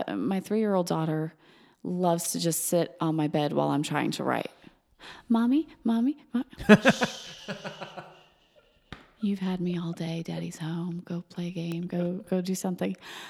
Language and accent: English; Georgia, United States; You grew up in Massachusetts. I grew up in Georgia. We see things differently when you say those words.